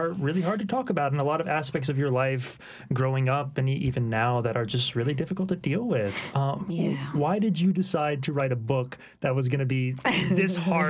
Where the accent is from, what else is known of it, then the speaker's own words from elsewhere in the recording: Baton Rouge, Louisiana, United States; on my mom's side, they were from New Orleans originally, and I grew up in Baton Rouge